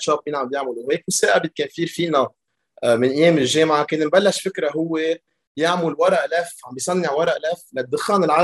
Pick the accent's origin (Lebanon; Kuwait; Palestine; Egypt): Lebanon; بلبنان عملت مدرسه بلبنان بسيستم فرنسي حد مطرح ما انا ساكن يعني بيرجع بعدين من بعد المدرسه فتت على الجامعه الامريكيه ببيروت وين درست كمبيوتر انجينيرينج